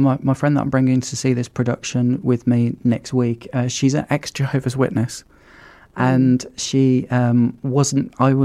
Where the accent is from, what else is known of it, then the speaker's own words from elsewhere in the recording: Birmingham, West Midlands, United Kingdom; growing up in Birmingham and having Cadbury's in our city and it being that something that's like inherent in our city culture